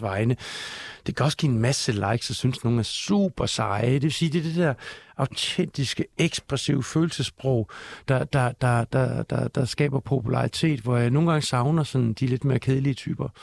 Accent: Denmark; Jeg er dansker, jeg er mand, jeg er far

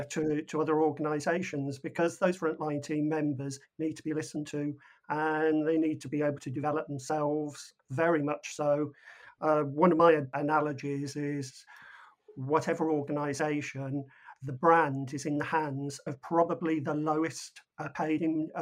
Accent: United Kingdom; we're British.

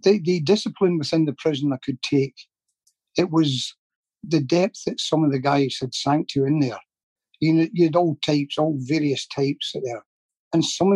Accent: Glasgow, Scotland, United Kingdom; I can only speak for the area I came from

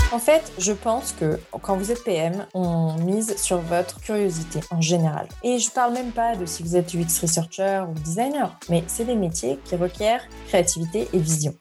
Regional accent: Paris suburbs, Île-de-France, France; moved away as an adult; also born or lived in Dublin, Ireland / Madrid, Spain; now in Bordeaux, France; je viens de banlieue parisienne

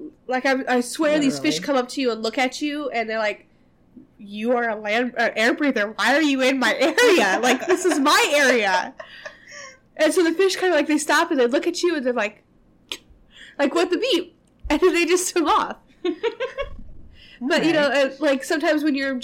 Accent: Nevada, United States; I grew up in Nevada in a small

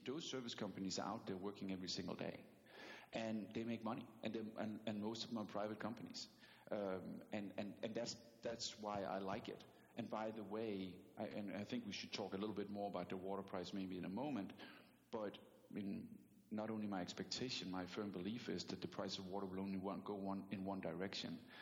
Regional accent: Denmark; English is a second language; moved away as an adult; also born or lived in New York City; now in United States; I'm from Denmark, so I do still carry an accent

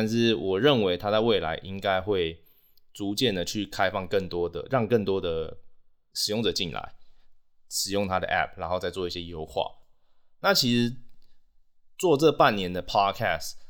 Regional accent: Taiwan; first language Taiwanese; Chinese is a second language; 我有对于母语有认同感，我的母语就是台语

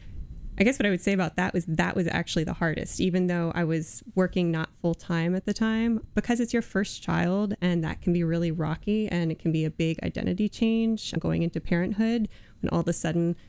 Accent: Virginia, United States; moved away as an adult; now in Iowa, United States; I grew up in Virginia.

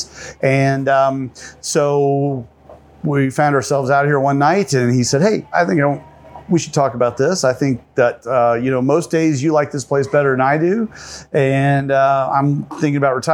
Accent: Henderson, Kentucky, United States; moved away as an adult; also born or lived in California; now in Kentucky, United States; I am from Kentucky, originally from Henderson, Kentucky

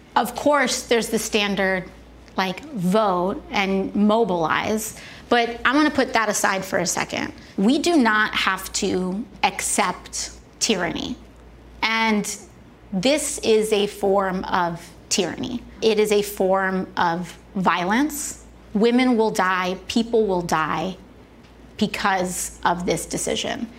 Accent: New York City, New York, United States; I'm from the Bronx

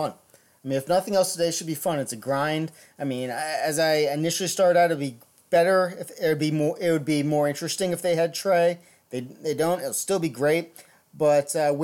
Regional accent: Maryland, United States; I'm from Maryland, and oh, trust me, I got plenty of crap for being from Maryland

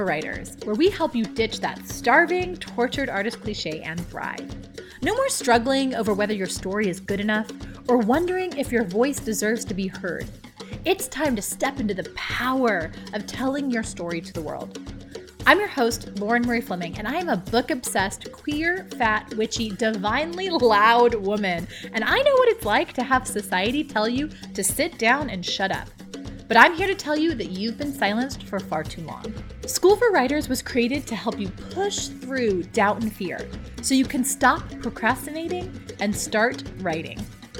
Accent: Mexicali, Baja California, Mexico; accent: Mexicali Spanish; My hometown accent of, like, little hickness. I can do my Mexicali Spanish accent that when I go to Mexico City, they laugh and say I sound like a hick

